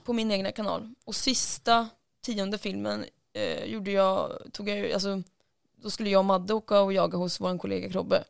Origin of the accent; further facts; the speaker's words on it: Lidköping, Västra Götaland, Sweden; Lidköping, där jag kommer ifrån